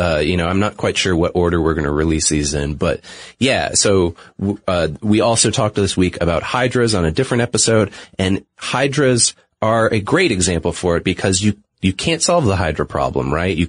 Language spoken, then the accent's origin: English; New England, United States; I'm from New England originally. Most people probably don't notice that because I tried not to affect my accent on the air. Whenever the word wicked is thrown into something, it might seep out a little bit here or there.